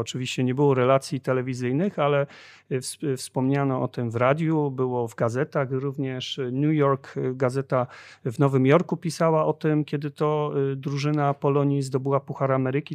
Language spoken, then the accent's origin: Polish; Bytom, Silesian Voivodeship, Poland; u nas w Bytomiu